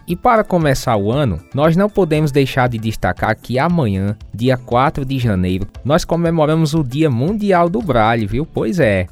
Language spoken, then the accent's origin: Portuguese; Condado, Paraíba, Brazil; sou da cidade de Condado, Alto Sertão da Paraíba.